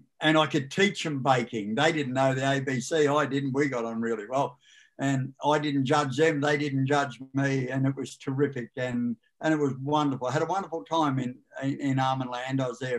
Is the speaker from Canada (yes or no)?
no; Australia; now in Beechworth, Australia; I was brought up in Tokemoor